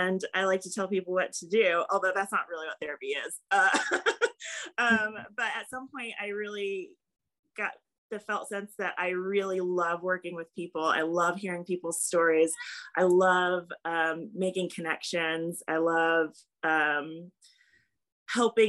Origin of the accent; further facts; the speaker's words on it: Lexington, Kentucky, United States; now in Hendersonville, United States; I grew up in Lexington, Kentucky, which is the horse capital of the world